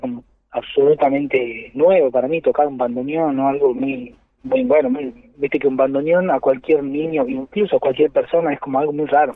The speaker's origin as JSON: {"language": "Spanish", "region": "Jujuy", "country": "Argentina", "tie": "born or raised there", "said": "yo soy de Jujuy"}